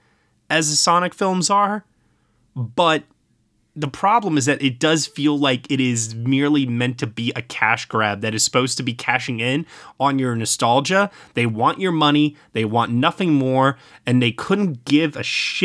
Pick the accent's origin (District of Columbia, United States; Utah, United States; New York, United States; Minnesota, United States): New York, United States; Brooklyn; my hometown of Brooklyn